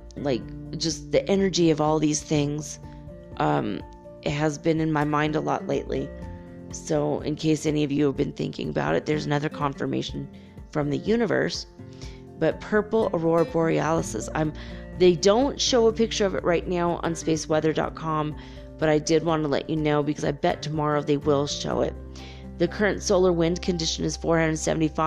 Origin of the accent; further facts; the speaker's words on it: Los Angeles, California, United States; moved away; also born or lived in San Francisco / Detroit; Los Angeles, which I will look forward to because that's my hometown, baby, and I miss